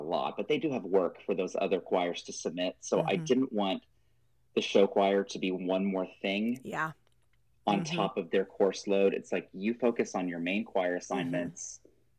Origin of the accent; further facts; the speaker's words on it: Sherman, Texas, United States; So I grew up in Sherman, which is about an hour north of Dallas.